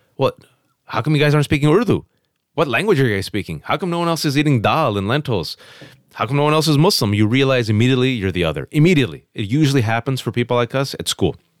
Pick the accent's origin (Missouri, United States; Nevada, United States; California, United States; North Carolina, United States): California, United States; Fremont; English is a second language; born and raised in the Bay Area, California.